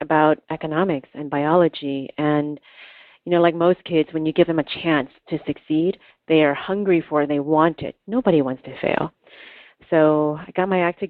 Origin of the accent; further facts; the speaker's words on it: Oakland, California, United States; I was growing up in Oakland, where you're dodging bullets and stepping over crack cocaine pipes broken on the streets.